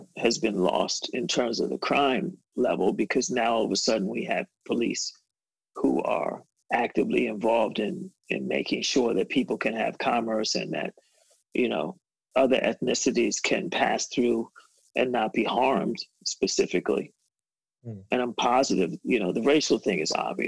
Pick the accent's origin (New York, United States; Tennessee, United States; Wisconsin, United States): New York, United States; New York City; I grew up in Bed-Stuy, do or die, as we used to call it.